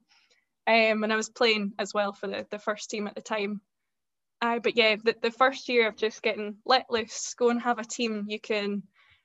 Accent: Scotland, United Kingdom; And I'm from Scotland. I'm living in Edinburgh just now. I grew up fairly close to here

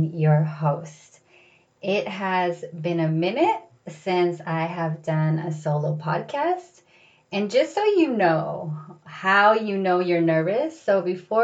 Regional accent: San Diego, California, United States; born or raised there; moved away as an adult; also born or lived in Los Angeles

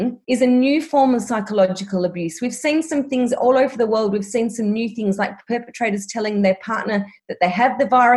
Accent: Melbourne, Victoria, Australia; I'm from Melbourne and I'm still in lockdown at the moment

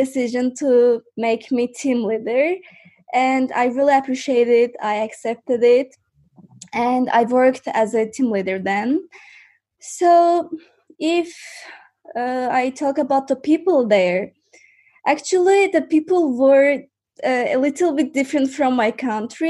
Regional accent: Baku, Azerbaijan; English is a second language; I'm from Azerbaijan, and now I live in Azerbaijan, Baku

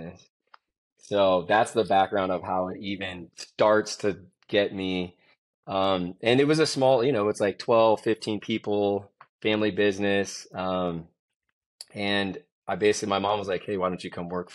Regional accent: San Francisco, California, United States; I come back to the Bay Area, which is where I'm from. I was born in San Francisco

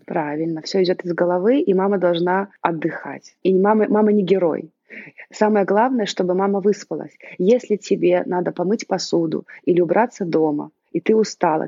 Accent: Belarus; moved away as an adult; also born or lived in Italy; now in Milan, Italy; я родилась в Беларуси и проживаю в Италии уже э, с 2008 года, то есть уже практически 15 лет

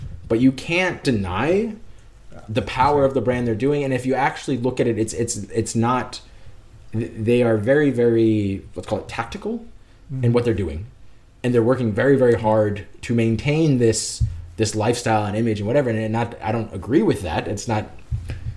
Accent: United States; now in Denmark; I'm an American. I live in, we're here in Denmark

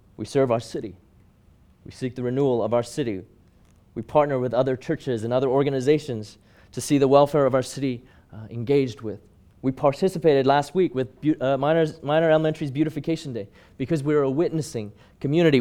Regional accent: Hong Kong; growing up in Hong Kong

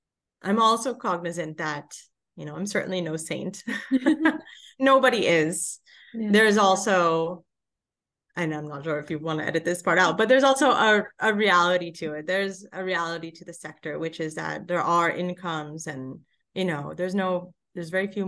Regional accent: Los Angeles, California, United States; originally all geared towards Los Angeles, my hometown.

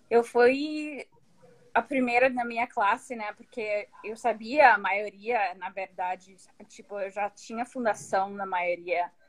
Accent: United States; born there; nasci nos Estados Unidos, né? Então, por isso

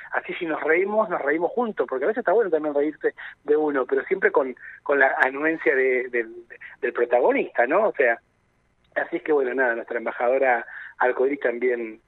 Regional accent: Neuquén, Argentina; esto también nos llena de orgullo como argentinos y neuquinos, Argentina y Neuquén

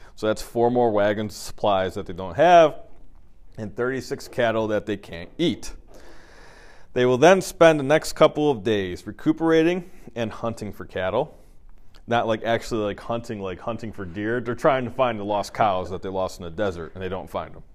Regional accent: Michigan, United States; I'm from Michigan

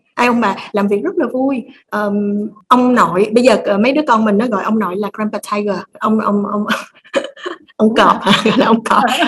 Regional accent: Vietnam; mình là người Việt Nam mình hiểu được tâm lý người Việt á

